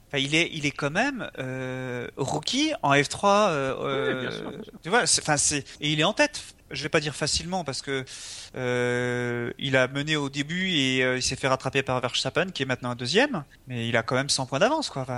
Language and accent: French; France; on est français